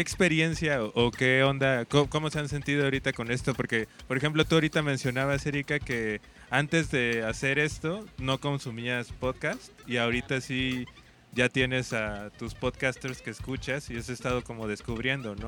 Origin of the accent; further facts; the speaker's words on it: Oaxaca, Mexico; nosotros somos de Oaxaca, de un estado al